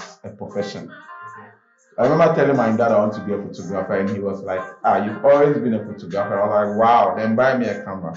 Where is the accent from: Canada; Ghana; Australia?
Ghana; Kasoa, Central Region; I'm from Kaswa. Who even have a laptop? We don't even have laptops in that community.